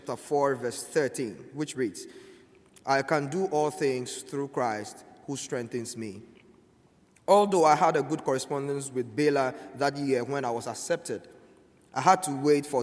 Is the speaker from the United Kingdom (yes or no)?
no; Ghana; moved away as an adult; now in United States; I am from Ghana.